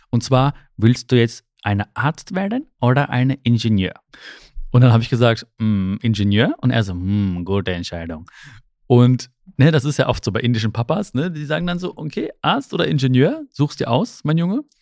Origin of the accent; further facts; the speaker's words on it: Germany; born there; ich bin ja die erste Generation, die hier in Deutschland geboren ist. Meine Eltern kommen aus, aus Indien, aus Kerala, aus dem südindischen Kerala.